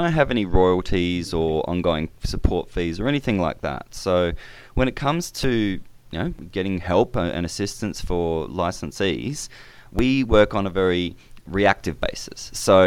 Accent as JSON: {"language": "English", "town": "Adelaide", "region": "South Australia", "country": "Australia", "tie": "born or raised there", "moved": "as an adult", "lives_now": "Brisbane, Australia", "said": "I grew up in Adelaide"}